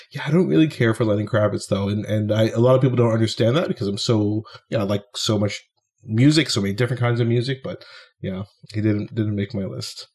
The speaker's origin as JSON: {"language": "English", "town": "Ottawa", "region": "Ontario", "country": "Canada", "tie": "born or raised there", "said": "my hometown of Ottawa"}